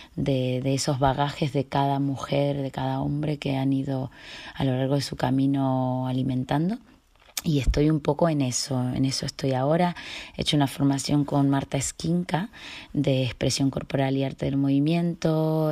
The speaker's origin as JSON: {"language": "Spanish", "town": "Viedma", "region": "Río Negro", "country": "Argentina", "tie": "born or raised there", "moved": "yes", "said": "yo nací en Viedma, Río Negro, Patagonia, Argentina"}